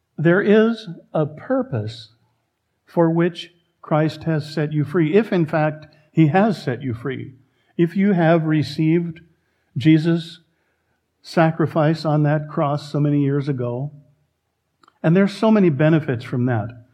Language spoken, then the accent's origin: English; Oregon, United States; We Oregonians